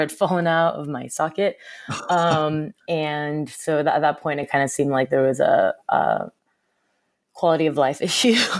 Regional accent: Southern California, United States; moved away as an adult; also born or lived in Seoul, South Korea / Los Angeles / San Francisco; now in New York, United States; I grew up in Southern California

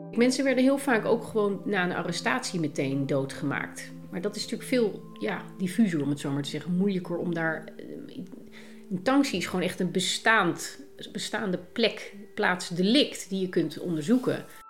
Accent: Netherlands; Als Nederlander

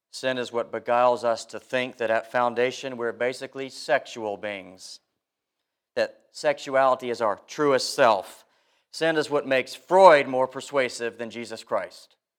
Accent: South Carolina, United States; moved away; Growing up in South Carolina, people from time to time took a snooze on Sunday during the sermon

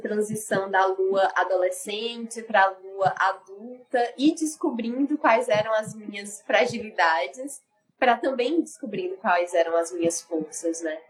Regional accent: Ceará, Brazil; eu sou cearense

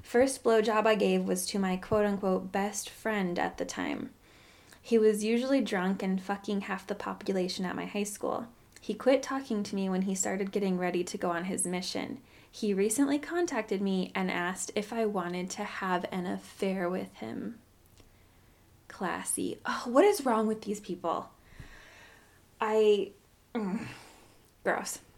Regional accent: Orem, Utah, United States; I guess because I grew up in Orem, as far as I knew, that wasn't a thing.

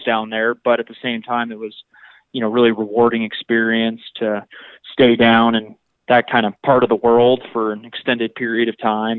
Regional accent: Texas coast, United States; I grew up kind of on the Texas coast fishing

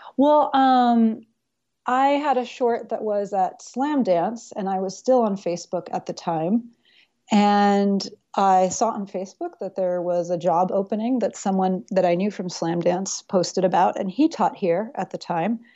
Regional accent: Tennessee, United States; also born or lived in New York City / Berlin; now in Yellow Springs, United States; I grew up mostly in Tennessee

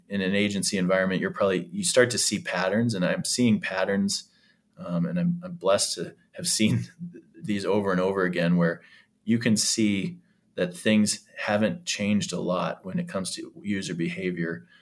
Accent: Canada; now in Nebraska, United States; being a Canadian citizen as well, even though I'm down here in Nebraska

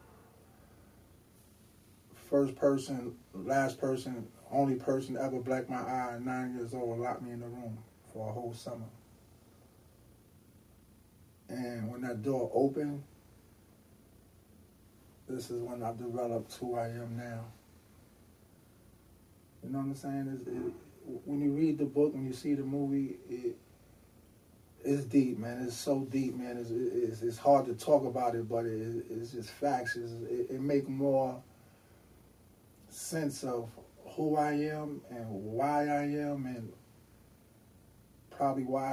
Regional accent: New York City, New York, United States; I've been in Harlem all my life.

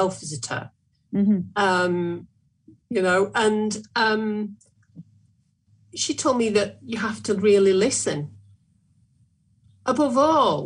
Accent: Sale, North West England, United Kingdom; I'm working in my hometown at the moment in Sale

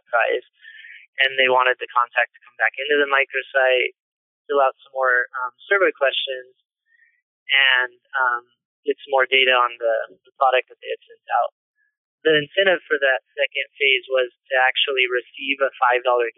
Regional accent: Fullerton, California, United States; I was born and raised in Southern California, Fullerton to be exact.

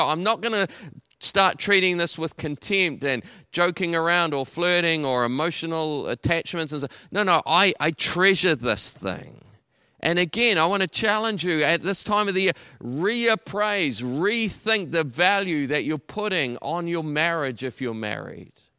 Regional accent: Taranaki, New Zealand; moved away as an adult; also born or lived in Auckland; I'm originally from Taranaki. I came to Auckland to go to university.

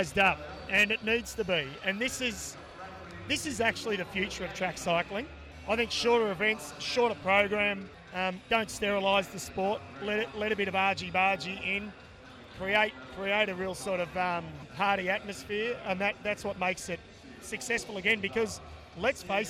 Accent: Shepparton, Victoria, Australia; my teenage years growing up in Shepparton

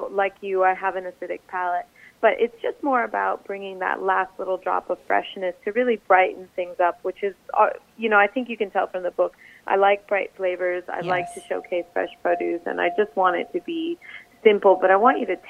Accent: Miami, Florida, United States; I grew up in Miami

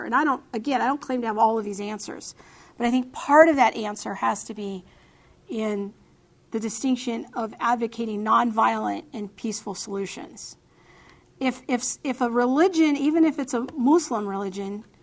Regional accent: United States; I love my country

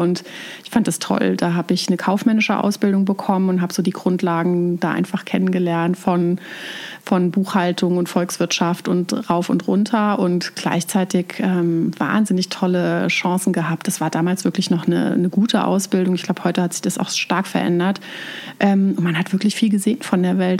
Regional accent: Germany; accent: Palatinate German (Pfälzisch); now in Bavaria, Germany; Ich komme aus äh, der Mitte Deutschlands, aus dem Raum Mainz, Frankfurt, ähm, aus einer Weinregion

